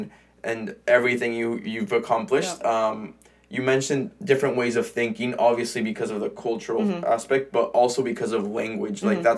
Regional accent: San Diego, California, United States; I was born in San Diego, like I told you, but to Mexican parents.

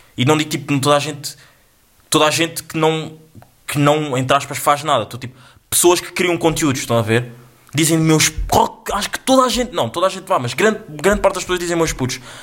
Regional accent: Angola; eu sou angolano, eu sou angolano

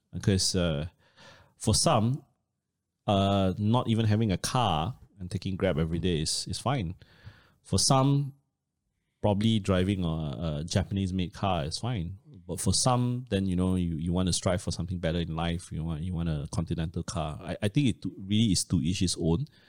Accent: Malaysia; as a Malaysian

